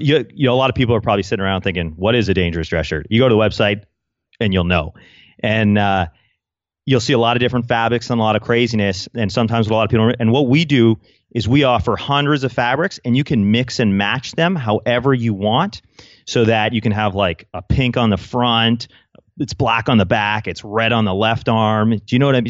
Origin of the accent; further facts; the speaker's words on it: Canada; I'm Canadian